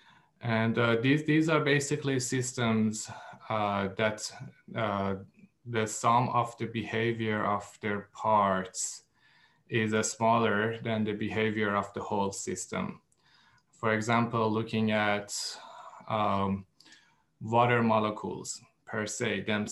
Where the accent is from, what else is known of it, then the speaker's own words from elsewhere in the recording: Iran; now in United States; I am from Iran and I moved to the States